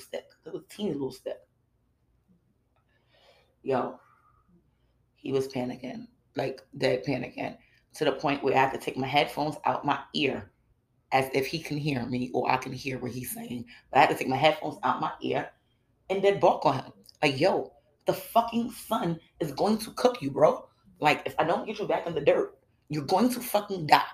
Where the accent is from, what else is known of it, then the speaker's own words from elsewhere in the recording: New York City, New York, United States; I'm from Brooklyn.